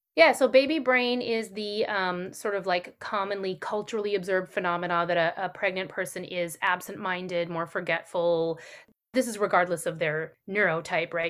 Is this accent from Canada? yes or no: yes; Canada; I'm Canadian